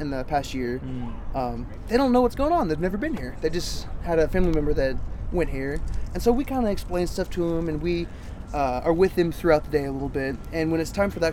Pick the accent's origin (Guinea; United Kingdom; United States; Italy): United States; Galveston, Texas; I'm from down in Galveston